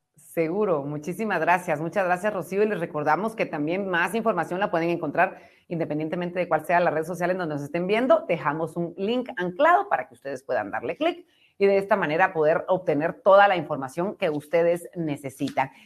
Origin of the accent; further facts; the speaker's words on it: Guatemala; como guatemalteca